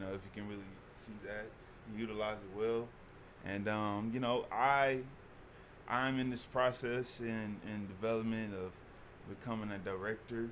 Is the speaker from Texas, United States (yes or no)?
yes; Houston, Texas, United States; I'm from Houston